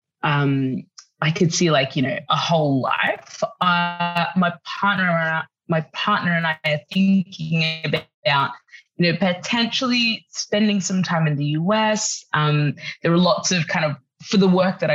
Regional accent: Brisbane, Queensland, Australia; moved away as an adult; also born or lived in Sudan / Paris, France; now in London, United Kingdom; I was born in Sudan. My family moved to Australia, to Brisbane, south side of Brisbane, when I was, you know, a baby

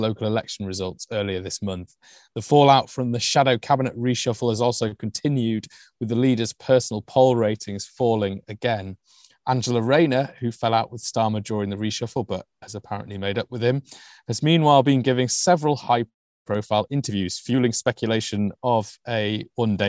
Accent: United Kingdom; as a British Asian

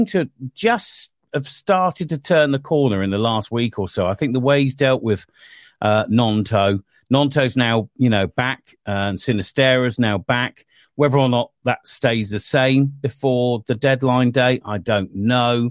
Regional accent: Bournemouth, South West England, United Kingdom; that's my hometown club

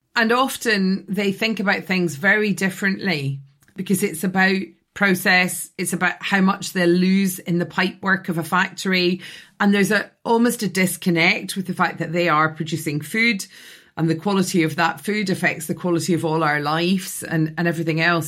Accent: Scotland, United Kingdom; now in London, United Kingdom; I grew up in Scotland in a house in a village

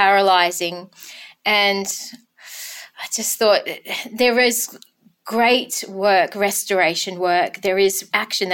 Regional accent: Denmark, Western Australia, Australia; my hometown of Denmark, Kurrabatbilia.

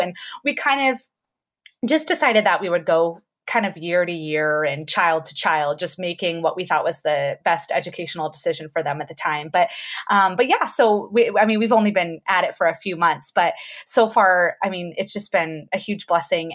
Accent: Georgia, United States; moved away as an adult; also born or lived in Colorado / Florida / California; we just moved to Georgia, where all of my family lives. Um, oh, okay. But yeah, but I haven't actually lived here since high school

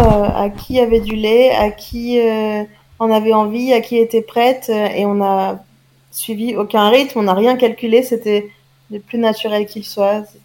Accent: France; je suis française

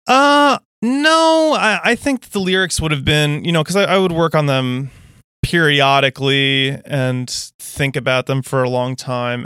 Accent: United States

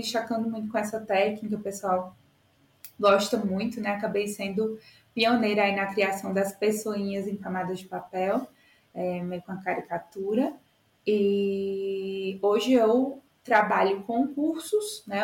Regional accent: Itajá, Rio Grande do Norte, Brazil; moved away as an adult; also born or lived in Natal, Brazil; now in São Paulo, Brazil; eu sou de Itajá, Rio Grande do Norte

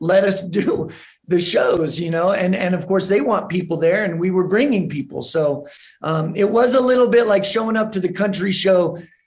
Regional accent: New Mexico, United States; growing up in New Mexico, I there wasn't a tremendous amount of hip hop culture.

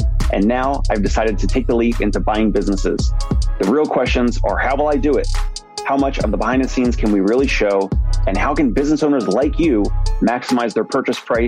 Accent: New Jersey, United States; now in New York City, United States; I'm from South Jersey

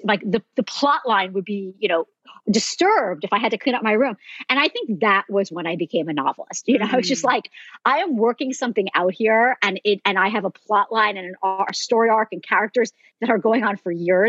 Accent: New Jersey, United States; now in California, United States; I grew up in New Jersey

